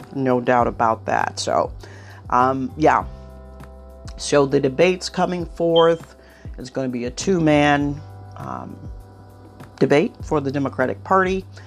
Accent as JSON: {"language": "English", "region": "Ohio", "country": "United States", "tie": "born or raised there", "said": "my home state of Ohio"}